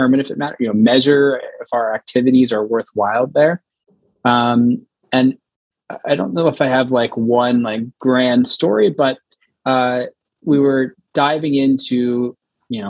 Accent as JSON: {"language": "English", "country": "United States", "also_born_or_lived": "Philadelphia", "said": "I'm American, I'm based in America."}